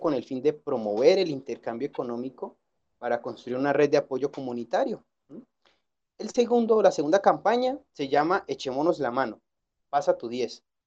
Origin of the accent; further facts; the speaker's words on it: Colombia; now in Guadalajara, Mexico; yo nací en Colombia